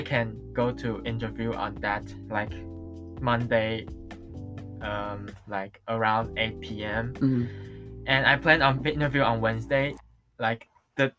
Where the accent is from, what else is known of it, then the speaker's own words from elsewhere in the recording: Taiwan; English is a second language; now in United States; from Taiwan